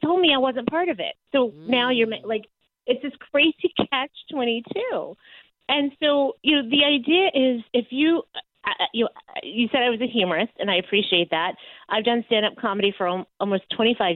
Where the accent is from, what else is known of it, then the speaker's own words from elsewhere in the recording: Texas, United States; moved away as an adult; also born or lived in New York City; I say I was raised in Texas, but I grew up in New York, because I moved to New York right out of college